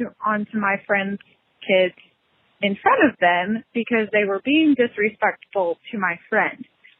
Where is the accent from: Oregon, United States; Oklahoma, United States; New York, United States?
Oklahoma, United States; I'm from Oklahoma.